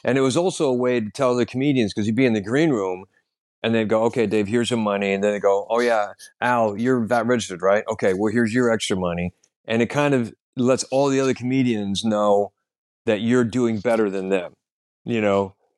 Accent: United States; now in London, United Kingdom; I'm an American comedian living in London

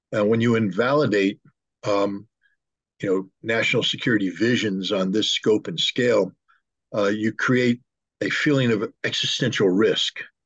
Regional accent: United States; I'm a very loyal American, patriotic American.

